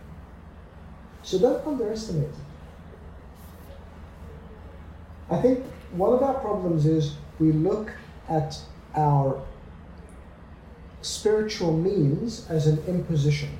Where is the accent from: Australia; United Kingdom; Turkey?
Australia; moved away; I grew up in Australia